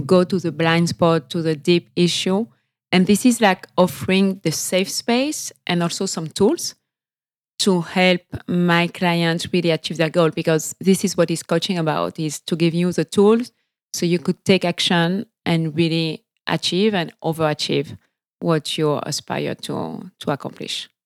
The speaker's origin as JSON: {"language": "English", "country": "French Guiana", "tie": "born or raised there", "also_born_or_lived": "France / Sweden / Mexico / Caracas", "accent": "French", "second_language": "English", "moved": "as an adult", "said": "I was born and raised in French Guiana"}